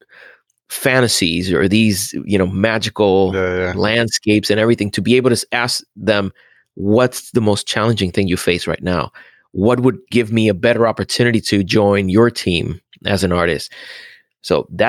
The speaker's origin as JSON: {"language": "English", "country": "Puerto Rico", "tie": "born or raised there", "also_born_or_lived": "Central Florida", "moved": "as an adult", "lives_now": "Florida, United States", "said": "I grew up in Puerto Rico, and I moved to Florida when I was 20 years old."}